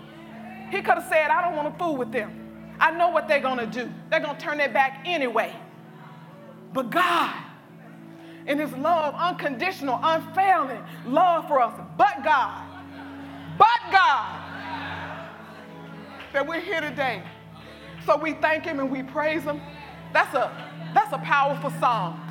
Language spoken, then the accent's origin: English; Arkansas, United States; I grew up in a small town in Arkansas